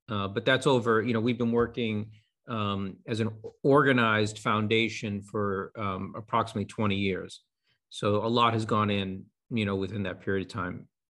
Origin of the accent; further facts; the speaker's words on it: Boston, Massachusetts, United States; I'm a Bostonian. I grew up here